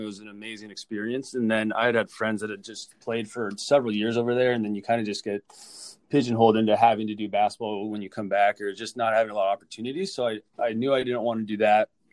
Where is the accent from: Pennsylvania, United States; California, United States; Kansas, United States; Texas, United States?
California, United States; Orange County; moved away as an adult; also born or lived in San Diego, California; now in Minnesota, United States; born and raised in Orange County, California